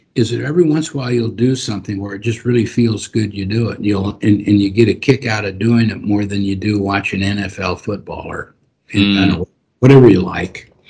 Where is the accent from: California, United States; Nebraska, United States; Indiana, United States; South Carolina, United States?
Nebraska, United States; I'm from Nebraska